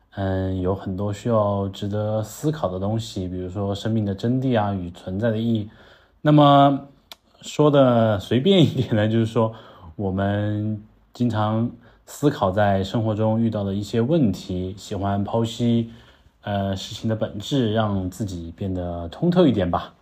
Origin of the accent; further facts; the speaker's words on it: Langzhong, Sichuan, China; accent: southern; 我的老家，啊，阆中